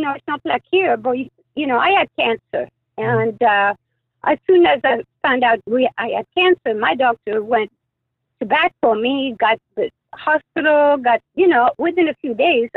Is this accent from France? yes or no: yes; France; now in Anaheim, United States; I came from France